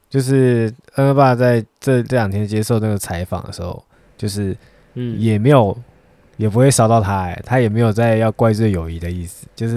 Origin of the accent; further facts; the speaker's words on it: Taiwan; 以我们台湾人的习惯就是这样